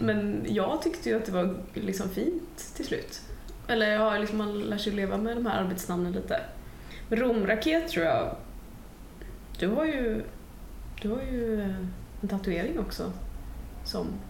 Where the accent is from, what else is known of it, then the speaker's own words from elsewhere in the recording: Gothenburg, Västra Götaland, Sweden; min hemstad